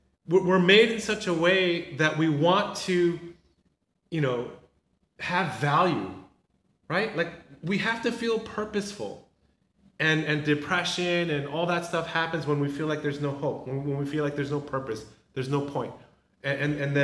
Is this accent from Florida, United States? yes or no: no; Southern California, United States; moved away as an adult; I never had kids growing up in Southern California